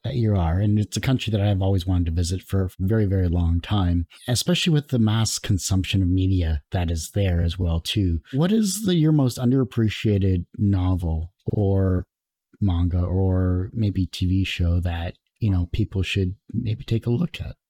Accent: Canada; being Canadian, so I'm in, like, double trouble for that because, you know, we don't like to promote ourselves

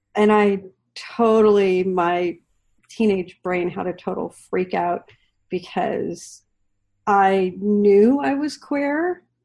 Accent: the Oregon coast, United States; growing up on the Oregon coast, you literally had to like drive two hours to get anywhere

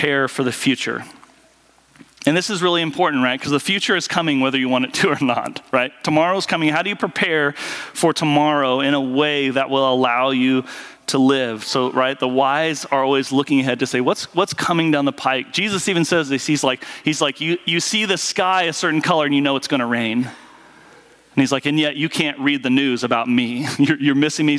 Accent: Southwest Kansas, United States; I grew up in Southwest Kansas around farmers

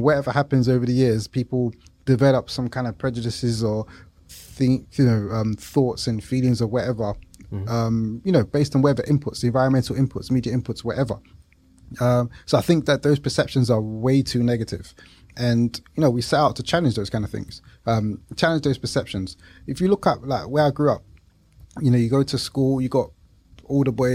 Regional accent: London, United Kingdom; we grew up in East London, Leytonstone

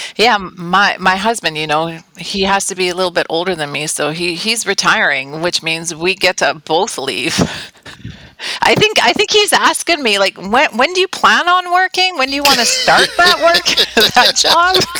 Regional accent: Calgary, Alberta, Canada; moved away as an adult; now in Udhailiyah, Saudi Arabia; we're from Canada. I was born and raised in Calgary

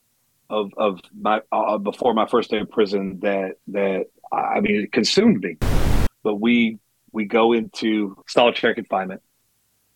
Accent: Dallas, Texas, United States; I'm born and raised in Dallas, Texas

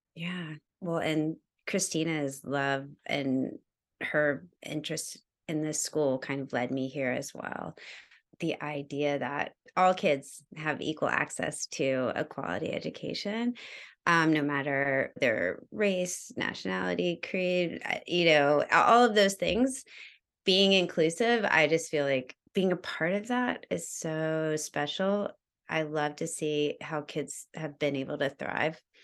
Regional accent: Georgia, United States; moved away; also born or lived in New York; I am originally from New York. I grew up in Georgia, though

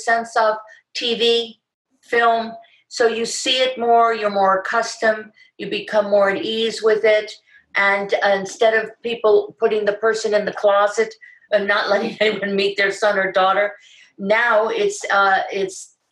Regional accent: Miami, Florida, United States; born or raised there; accent: New York; also born or lived in Bronx, New York

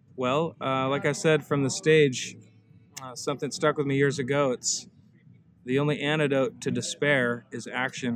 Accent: Seward, Alaska, United States; I was born and raised here in Alaska, Prince William Sound and Seward.

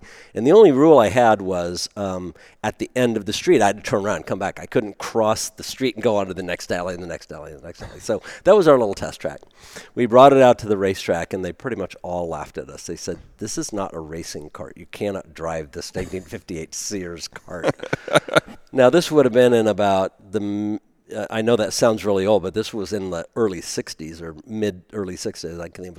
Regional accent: Seattle, Washington, United States; also born or lived in Germany / Eugene, Oregon; now in Portland, United States; We moved to Seattle, and then bounced back and forth between Eugene and Seattle for a little bit, and then settled in here. I think about third grade, second grade, something like that. And lived here pretty much all my life.

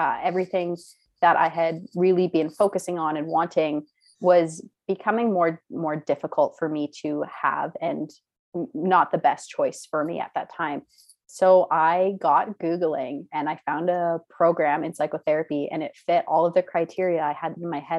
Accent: Canada; also born or lived in Caribbean; I'm from Canada, but I grew up in the Caribbean on a really small island.

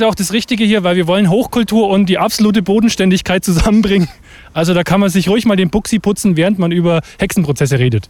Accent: Münchberg, Bavaria, Germany; Ich bin gebürtiger Münchberger

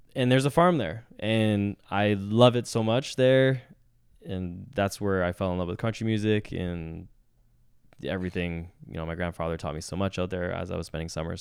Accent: Vancouver, British Columbia, Canada; born and raised in Vancouver

